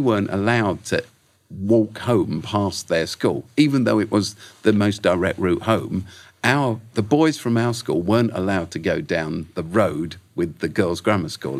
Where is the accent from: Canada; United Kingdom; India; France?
United Kingdom; London; We grew up in South London, lived in South London, where I still live, in fact